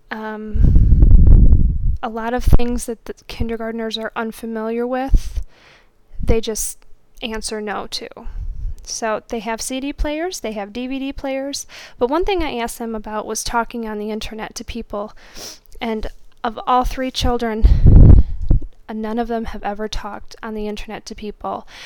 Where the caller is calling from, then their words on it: Toledo, Ohio, United States; I'm podcasting from Toledo, Ohio.